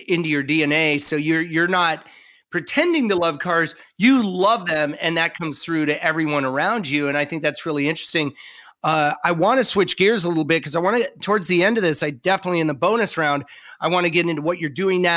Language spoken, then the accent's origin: English; Southern California, United States; I grew up in Southern California